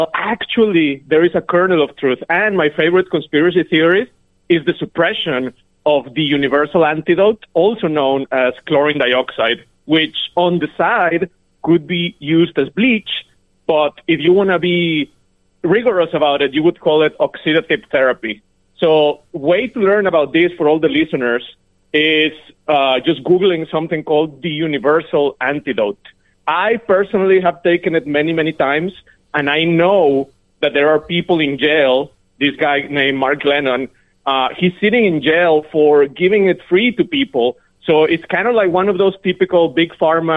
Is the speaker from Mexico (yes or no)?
yes; Mexico; also born or lived in Connecticut; now in Silicon Valley, United States; I am from Mexico, but I'm in Silicon Valley.